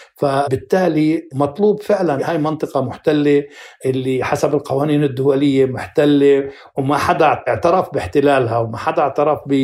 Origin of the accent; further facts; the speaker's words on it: Jerusalem, Palestine; احنا كفلسطينيين كنا حوالي 67 الف فلسطيني موجودين بال 67